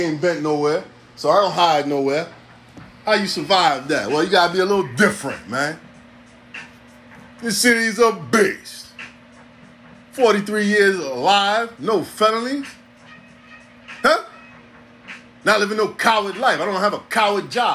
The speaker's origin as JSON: {"language": "English", "town": "New York City", "region": "New York", "country": "United States", "tie": "born or raised there", "said": "I'm from here. Born and raised in the town"}